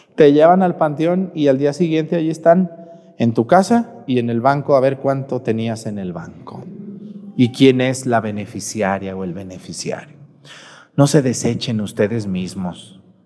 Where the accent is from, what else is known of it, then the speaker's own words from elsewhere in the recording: Mexticacán, Jalisco, Mexico; soy de Mesticacán